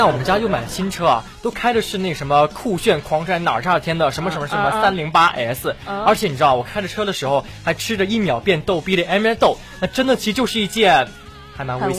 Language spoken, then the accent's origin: Chinese; Taiwan; 呃，各位学长学姐，大家好，我是来自台湾的。